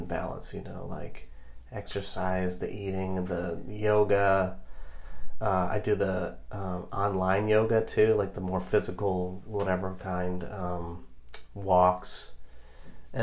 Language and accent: English; Ohio, United States; I'm from Ohio